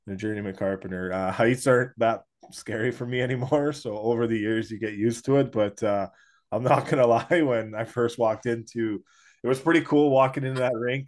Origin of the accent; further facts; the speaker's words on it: Edmonton, Alberta, Canada; I'm from Edmonton.